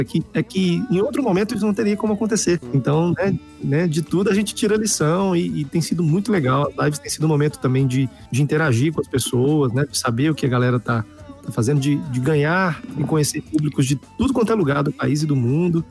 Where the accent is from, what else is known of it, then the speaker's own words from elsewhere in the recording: Brasília, Federal District, Brazil; also born or lived in Minas Gerais; tenho família mineira, como eu já falei, mas aqui de Brasília